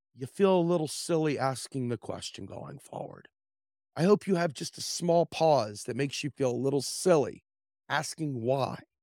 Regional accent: Washington, District of Columbia, United States; I grew up in the Washington, D C area

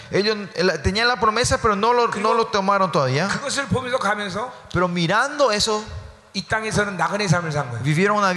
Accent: South Korea; moved away; yo me estoy preparando para dejar Corea y vivir acá, ¿no? Por eso cuando vine acá de Corea traje el equipaje más liviano posible, ¿no?

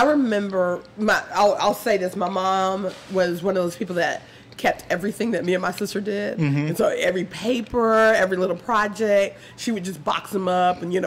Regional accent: Louisville, Kentucky, United States; now in Nashville, United States; growing up in Kentucky was awesome

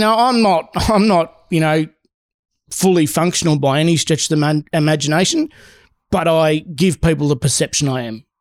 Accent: Seymour, Victoria, Australia; also born or lived in Darwin / Sydney; I grew up in a very small town my dad was really well known and popular

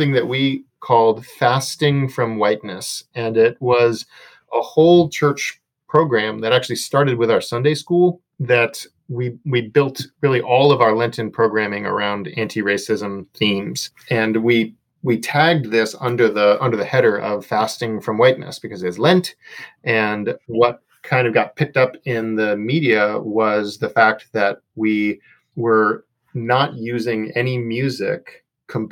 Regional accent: Chicago, Illinois, United States; I grew up in Chicago

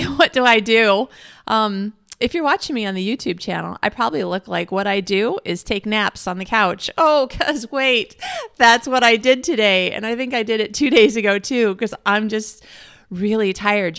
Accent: Midwest, United States; moved away as an adult; now in Australia; I'm American and I'm a Midwesterner from America

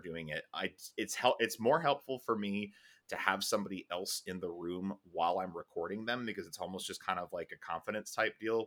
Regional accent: Chicago, Illinois, United States; we grew up in Chicago

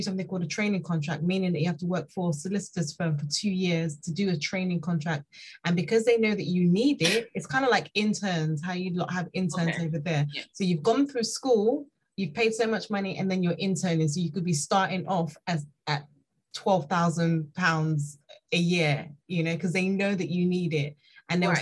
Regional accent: Nigeria; now in United Kingdom; I'm Nigerian

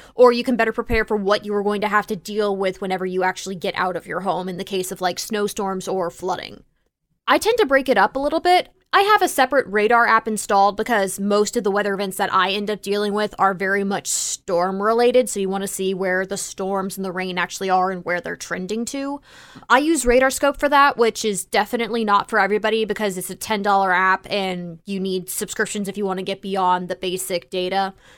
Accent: Tornado Alley, United States; I grew up in Tornado Alley

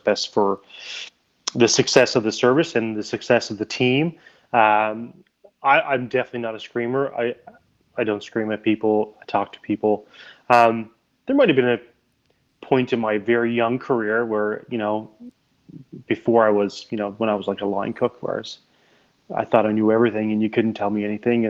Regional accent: Holyrood, Newfoundland and Labrador, Canada; accent: Newfoundland; also born or lived in Nova Scotia; now in Moncton, Canada; I'm from the Avalon Peninsula, so like a little town called Holyrood, which is close to St. John's.

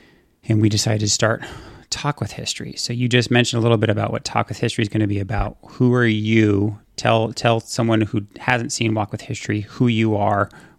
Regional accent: California, United States; I am from California. I'm a California kid.

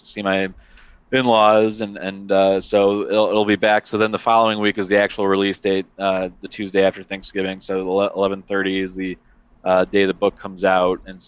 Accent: Chicago, Illinois, United States; as a Chicagoan

